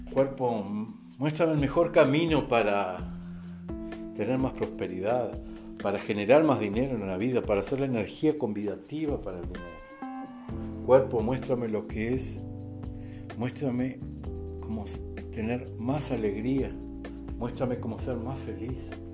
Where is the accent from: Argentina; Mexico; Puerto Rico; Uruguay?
Uruguay; moved away as an adult; now in Brazil; soy uruguayo, radicado aquí en el Brasil, ya 11 años